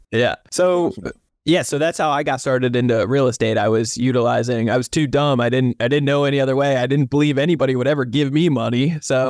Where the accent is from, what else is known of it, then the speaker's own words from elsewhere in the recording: New Jersey, United States; I grew up in New Jersey, South Jersey